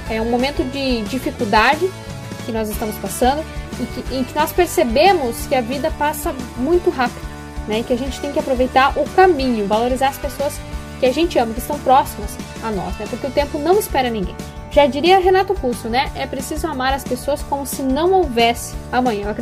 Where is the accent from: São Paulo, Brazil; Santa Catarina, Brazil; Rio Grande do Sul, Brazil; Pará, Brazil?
Rio Grande do Sul, Brazil; Passo Fundo; Passo Fundo, aliás, que é a minha cidade natal.